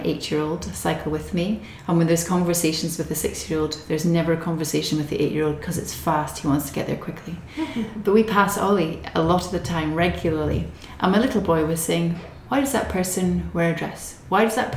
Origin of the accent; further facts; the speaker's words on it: Scotland, United Kingdom; moved away; I'm Scottish, not Irish. I'm Scottish.